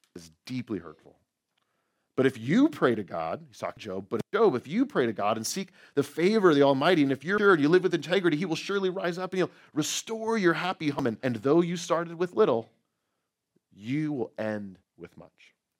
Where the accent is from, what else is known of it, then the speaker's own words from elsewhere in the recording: outside of San Francisco, California, United States; moved away; I grew up right outside of San Francisco.